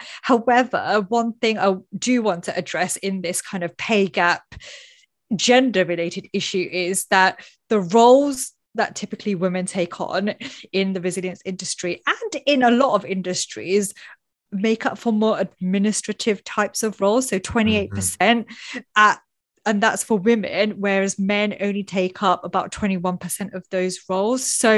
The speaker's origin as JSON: {"language": "English", "country": "United Kingdom", "said": "talking about salaries is something that we don't openly do, especially in Britain. Being British is like, no, must not talk about it."}